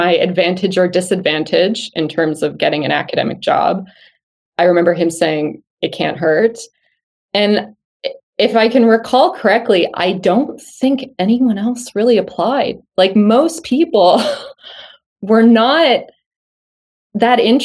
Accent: outside Toronto, Ontario, Canada; moved away as an adult; where I grew up outside Toronto

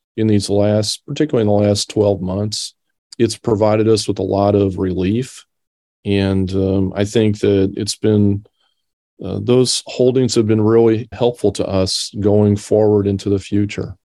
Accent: Decatur, Illinois, United States; moved away as an adult; I grew up here in Decatur. Uh, this is my hometown

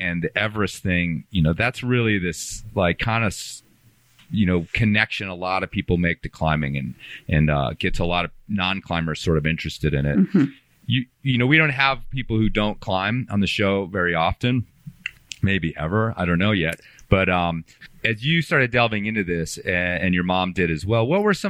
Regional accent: Illinois, United States; also born or lived in Green Bay, Wisconsin; First of all, I was born in Green Bay, Wisconsin. And I have all my family, my extended family still lives up there. My parents, I mostly grew up in Illinois, but my parents have retired back to north of Green Bay.

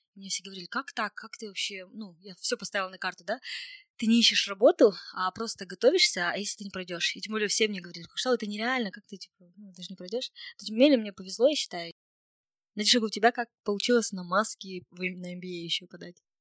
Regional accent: Kokshetau, Akmola Region, Kazakhstan; Я из Кукшетау, где, в принципе, очень так, э, ну, русскоговорящее население. Мы доба-, дома не разговариваем на, на казахском языке вообще.

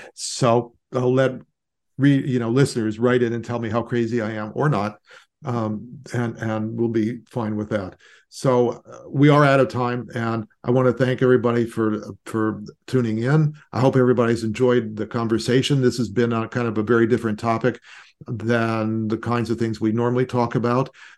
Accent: Los Angeles, California, United States; I grew up in Los Angeles

